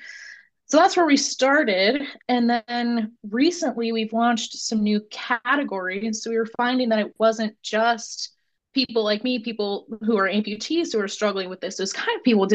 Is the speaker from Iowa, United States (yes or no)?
yes; Cedar Rapids, Iowa, United States; moved away as an adult; now in Richmond, United States; I grew up in Cedar Rapids, went to University of Iowa for school